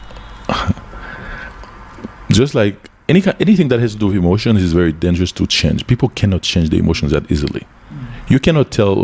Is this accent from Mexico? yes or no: no; United States; also born or lived in Haiti; When I was a kid in the United States, when I was growing up in the United States